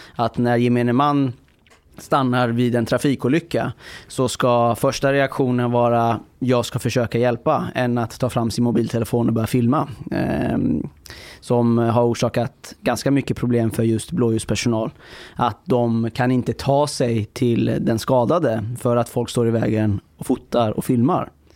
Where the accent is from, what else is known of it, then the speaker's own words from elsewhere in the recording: Iran; now in Sweden; jag kommer från Iran